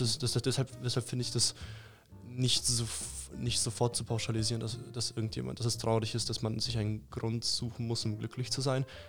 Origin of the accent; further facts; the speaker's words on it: Upper Franconia, Bavaria, Germany; wir kommen alle aus Oberfranken